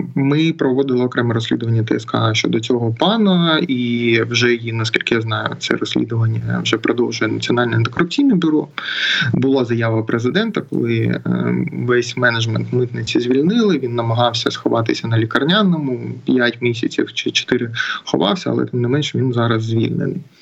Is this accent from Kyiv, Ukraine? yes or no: no; Mariupol, Donetsk Oblast, Ukraine; я з Маріуполя